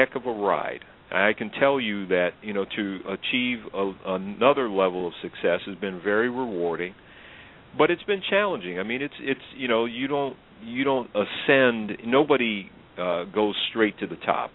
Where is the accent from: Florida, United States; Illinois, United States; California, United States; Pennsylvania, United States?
Illinois, United States; I grew up in Illinois, went to school in at a private college in southern Illinois